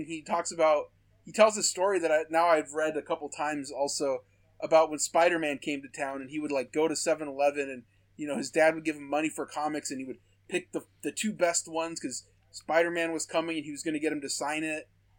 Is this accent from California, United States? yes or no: yes; Manteca, California, United States; also born or lived in Tracy, California / Stockton, California; This is where I've lived for most of my life. But I grew up in... I was born in Tracy. I grew up in Manteca. This is the Central Valley. This is all in the 209 San Joaquin Valley.